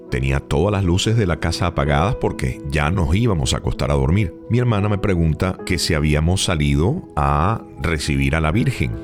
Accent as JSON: {"language": "Spanish", "country": "Venezuela", "also_born_or_lived": "Maracaibo, Venezuela", "moved": "yes", "said": "en mi país, en Venezuela, específicamente en la ciudad de Maracaibo"}